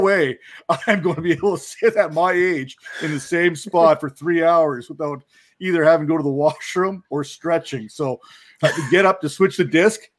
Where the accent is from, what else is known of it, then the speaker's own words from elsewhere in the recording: Canada; I'm Canadian